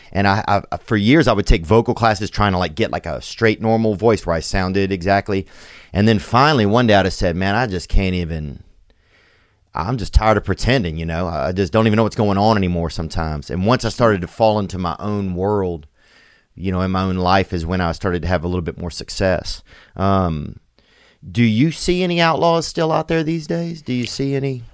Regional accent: Louisiana, United States; also born or lived in Los Angeles; now in Nashville, United States; I'm from Louisiana originally

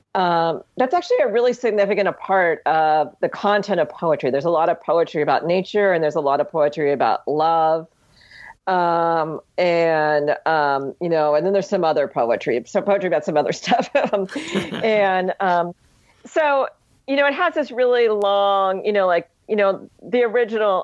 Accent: Ohio, United States; moved away; also born or lived in Hawaii; growing up in Ohio

